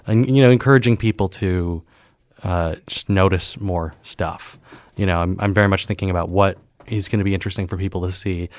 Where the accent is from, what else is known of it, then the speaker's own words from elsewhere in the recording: Saint Paul, Minnesota, United States; also born or lived in Ohio; now in Chicago, United States; I'm from Saint Paul, Minnesota.